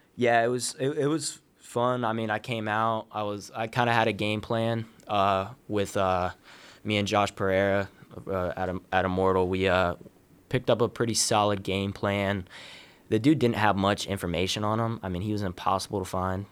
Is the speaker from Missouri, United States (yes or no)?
no; Columbus, Ohio, United States; I'm from Columbus, Ohio. Uh, I've wrestled, uh, for Westerville North, uh, which is a little suburb right outside of Columbus. Uh, I grew up in, like, the youth program